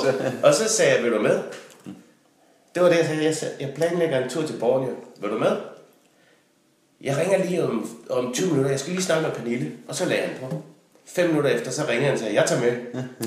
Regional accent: Denmark; var jeg jo hjemme i Danmark igen

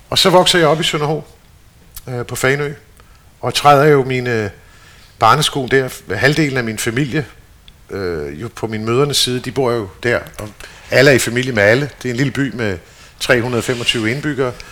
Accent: Stockholm, Stockholm County, Sweden; born there; Så derfor er jeg født i Stockholm, som den sidste af tre børn.

